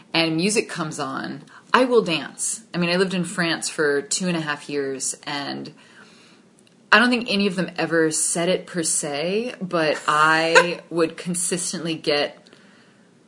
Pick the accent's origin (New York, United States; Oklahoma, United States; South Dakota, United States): New York, United States; New York City; also born or lived in just outside of Manhattan; I grew up just outside of Manhattan, and we moved back into Manhattan when I was 9